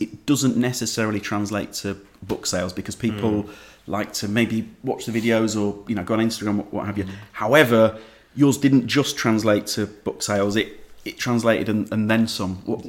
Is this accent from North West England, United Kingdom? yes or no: no; Leeds, Yorkshire and the Humber, United Kingdom; I'm from Leeds. It's like one of the most beautiful cities in the country